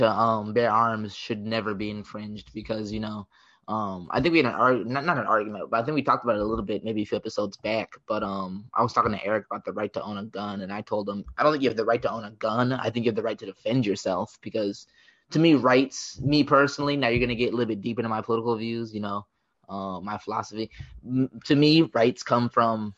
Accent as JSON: {"language": "English", "country": "United States", "said": "as an American"}